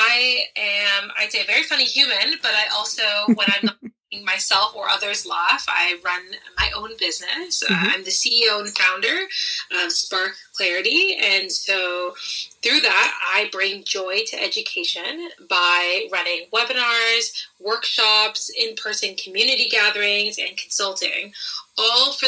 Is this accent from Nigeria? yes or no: no; Ontario, Canada; also born or lived in British Columbia coast / England; now in Sooke, Canada; I grew up in Ontario, so I'm used to a little bit of rain